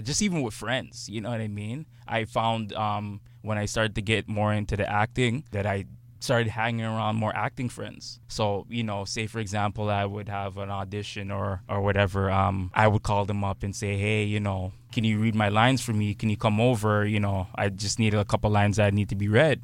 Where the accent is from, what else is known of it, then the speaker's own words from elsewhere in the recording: Toronto, Ontario, Canada; not your usual kid growing up in Scarborough